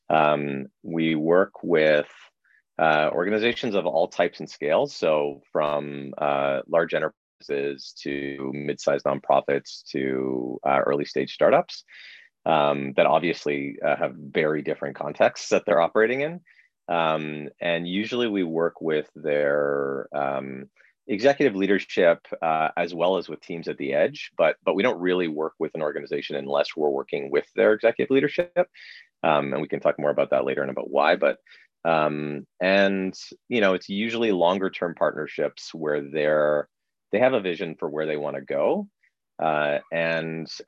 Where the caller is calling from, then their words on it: Toronto, Ontario, Canada; I am speaking from a uh, sunroom in the back of my home in Dufferin Grove, Toronto.